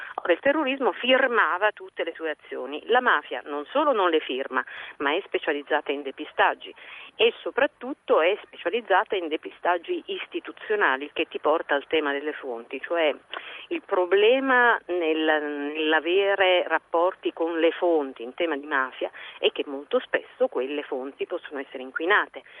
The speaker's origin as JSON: {"language": "Italian", "town": "Messina", "region": "Sicily", "country": "Italy", "tie": "born or raised there", "also_born_or_lived": "Palermo", "said": "io sono nata a Messina ma svezzata a Palermo, svezzata nel giornalismo e soprattutto svezzata nella mafia"}